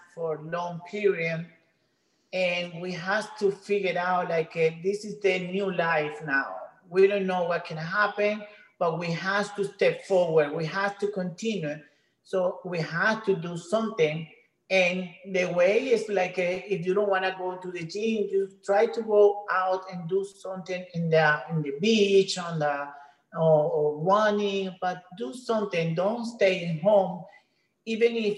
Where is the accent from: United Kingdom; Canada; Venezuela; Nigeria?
Venezuela; English is a second language; moved away as an adult; now in United States; I'm from Venezuela, so my English is not so good